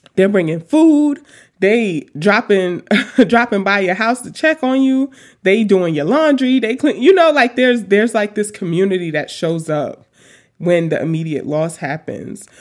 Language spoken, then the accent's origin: English; New York City, New York, United States; also born or lived in Washington / Tacoma; now in Philadelphia, United States; I grew up in Queens.